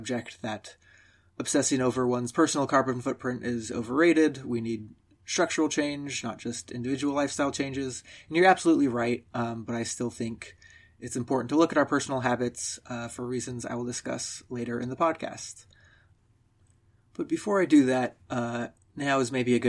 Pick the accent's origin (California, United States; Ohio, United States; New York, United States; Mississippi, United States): California, United States; Southern; moved away as an adult; also born or lived in Princeton, New Jersey; I grew up in Southern California